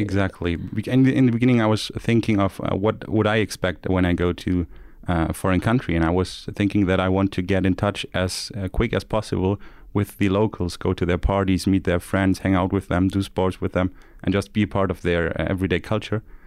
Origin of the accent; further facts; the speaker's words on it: Stuttgart, Baden-Württemberg, Germany; I'm from the H T M, I'm from Stuttgart